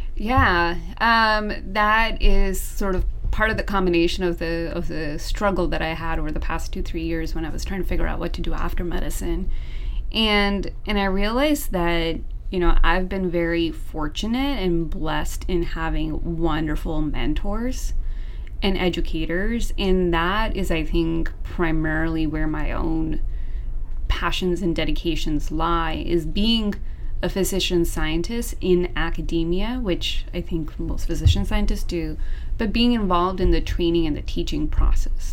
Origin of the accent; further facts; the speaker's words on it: Seattle, Washington, United States; moved away as an adult; also born or lived in Southern California; I'm originally from Seattle